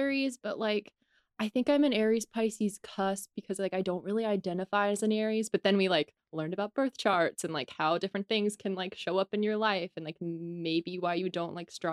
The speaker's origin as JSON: {"language": "English", "region": "Georgia", "country": "United States", "moved": "yes", "lives_now": "Los Angeles, United States", "said": "I'm from Georgia and I moved to LA."}